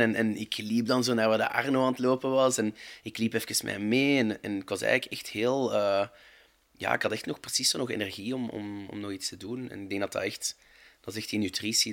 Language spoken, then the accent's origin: Dutch; Overijse, Flanders, Belgium; ik ben van Overijse